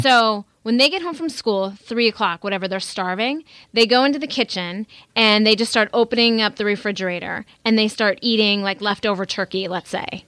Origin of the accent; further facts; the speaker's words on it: North Dakota, United States; I grew up in the Midwest in North Dakota